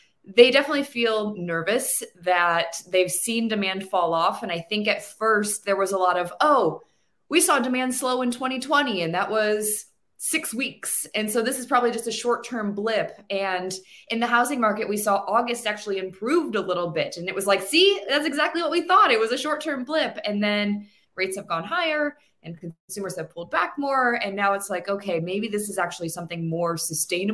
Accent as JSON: {"language": "English", "town": "Cleveland", "region": "Ohio", "country": "United States", "tie": "born or raised there", "moved": "yes", "lives_now": "California, United States", "said": "I was born and raised in Cleveland, Ohio"}